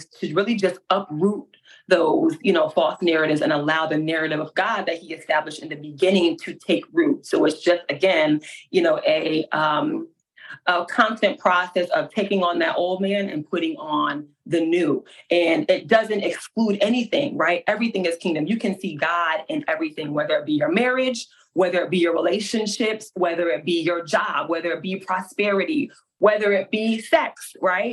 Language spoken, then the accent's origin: English; Hartford, Connecticut, United States; moved away as an adult; now in Alabama, United States; I'm from Hartford, Connecticut, and now I'm in good old Alabama